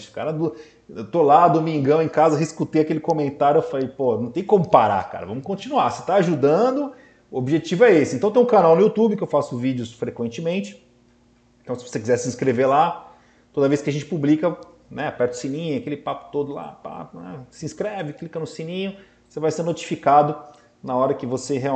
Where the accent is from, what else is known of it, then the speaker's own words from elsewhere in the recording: Santos, São Paulo, Brazil; nós somos aqui de Santos, né? E a gente tem uma proximidade muito grande com a cidade de São Paulo tal.